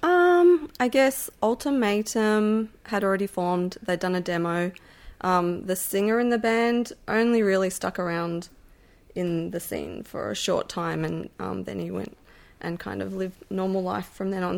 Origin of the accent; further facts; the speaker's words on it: Melbourne, Victoria, Australia; I grew up in Brunswick in Melbourne